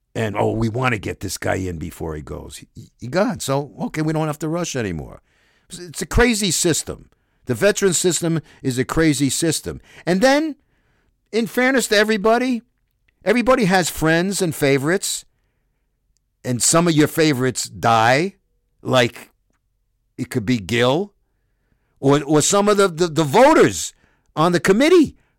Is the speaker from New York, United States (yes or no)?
yes; Brooklyn, New York, United States; I'm a kid growing up in Brooklyn